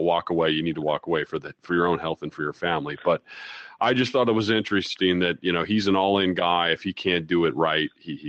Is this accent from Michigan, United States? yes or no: no; Iowa, United States; I grew up in Iowa.